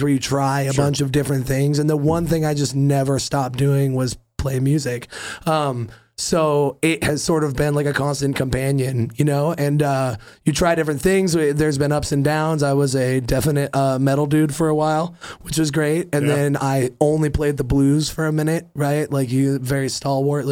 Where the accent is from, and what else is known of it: California, United States; born or raised there; also born or lived in Cape Cod, Massachusetts